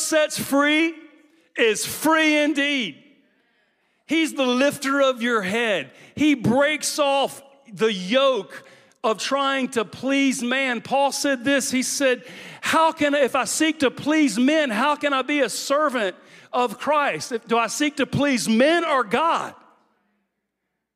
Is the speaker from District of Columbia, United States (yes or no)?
no; Louisiana, United States; now in Jacksonville, United States; we're from Louisiana